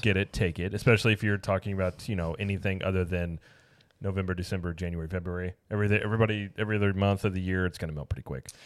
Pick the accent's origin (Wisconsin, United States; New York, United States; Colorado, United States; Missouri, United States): Missouri, United States; Springfield; moved away; growing up in Springfield, like, we're really near Branson